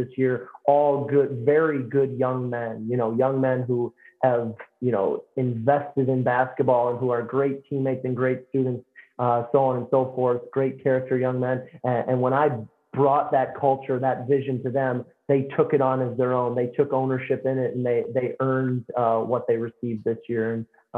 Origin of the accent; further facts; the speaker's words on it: St. Charles, Missouri, United States; moved away as an adult; now in Decatur, United States; I transferred back to my hometown, St. Charles, Missouri